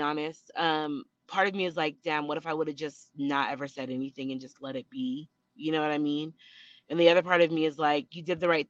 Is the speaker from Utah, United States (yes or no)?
yes; Utah, United States; I'm from Utah. I've worked in the celebrity space for a few years now.